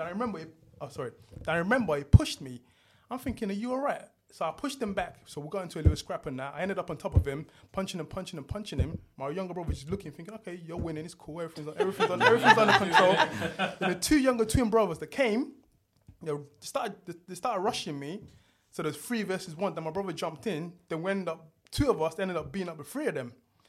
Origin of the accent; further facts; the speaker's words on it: London, United Kingdom; East London was cool. It was cool. At young age, it was cool.